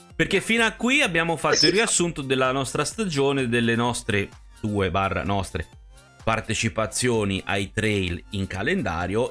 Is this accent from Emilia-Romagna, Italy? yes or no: no; Tuscany, Italy; moved away; io poi sono nato in Toscana